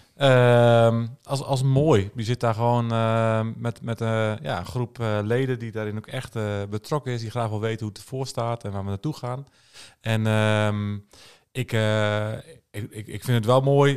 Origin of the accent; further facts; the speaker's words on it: Netherlands; als Nederlanders.